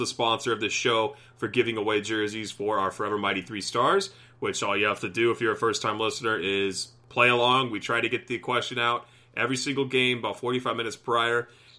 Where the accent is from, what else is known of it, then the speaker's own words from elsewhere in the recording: United States; We're dumb Americans, okay?